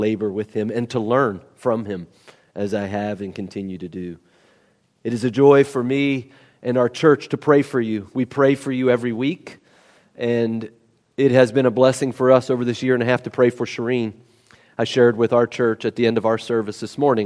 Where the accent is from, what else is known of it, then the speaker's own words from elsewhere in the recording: West Virginia, United States; I'm a nobody from West Virginia.